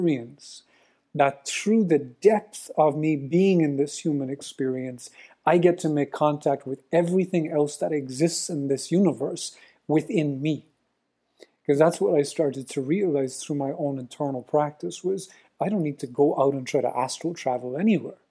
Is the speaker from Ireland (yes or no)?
yes; Ireland; I'm Irish